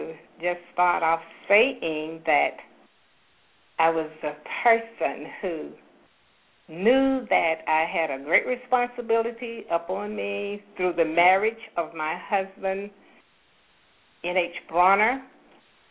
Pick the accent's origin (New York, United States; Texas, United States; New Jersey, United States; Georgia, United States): Georgia, United States; Forsyth; moved away as an adult; also born or lived in Atlanta, Georgia; I was from Forsyth, Georgia